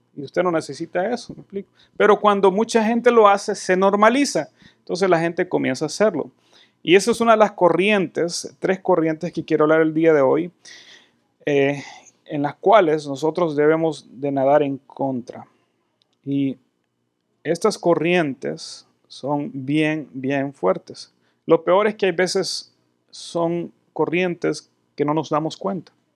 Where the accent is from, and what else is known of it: El Salvador; now in United States